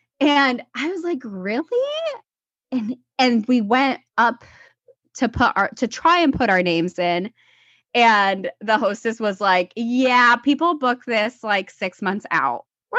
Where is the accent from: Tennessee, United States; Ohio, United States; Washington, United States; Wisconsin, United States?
Washington, United States; Seattle; I am from Seattle, Washington. I live here with my twin boys and my husband and our French bulldog, Tupac.